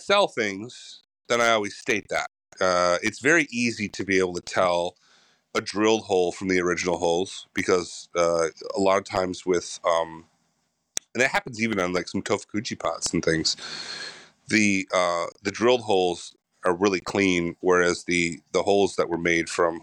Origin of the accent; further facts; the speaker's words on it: Chicago, Illinois, United States; moved away; also born or lived in Michigan; I was born in Michigan, but then grew up on the south side of Chicago